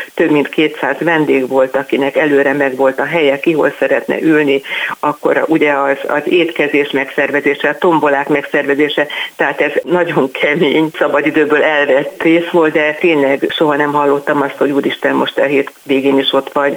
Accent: Pusztaszabolcs, Fejér, Hungary; én Pusztaszabolcsot születtem általános iskolában, és gimnáziumban is itt jártam

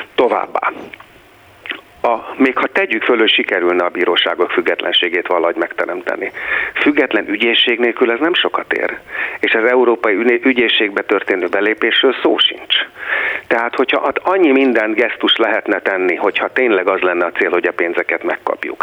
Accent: Hungary; Magyarország a hazám

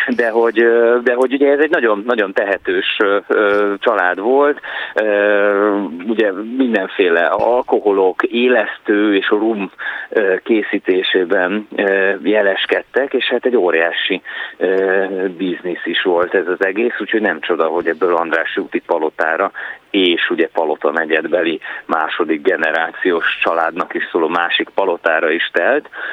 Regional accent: Budapest, Hungary; én is a, a Bródi Sándor utcában nőttem föl

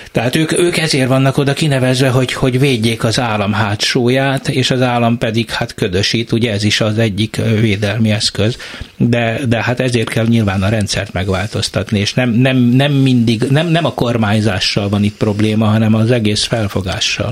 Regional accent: Eger, Heves, Hungary; én Egerből jövök

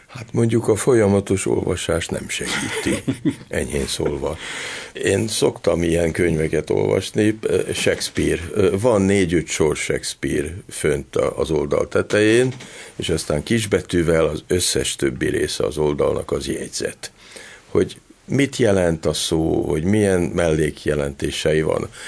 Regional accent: Hungary; én például abban nőttem föl, hogy volt cenzúra Magyarországon

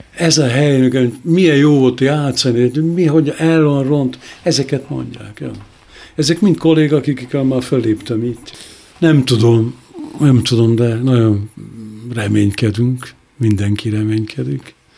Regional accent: Hungary; moved away as an adult; also born or lived in Budapest (as a young boy from the countryside); now in Berlin, Germany; itt születtem

